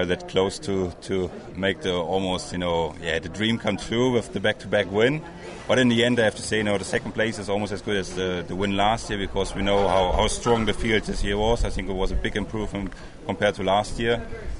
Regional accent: Germany; English is a second language; Nissan Germany is supporting me for driving for Nissan at the 24 Hours at Nürburgring, like my home country

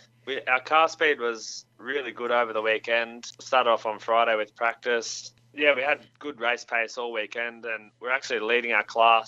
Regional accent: Bathurst, New South Wales, Australia; running at Mount Panorama, which is also our hometown. We're originally from Bathurst as well.

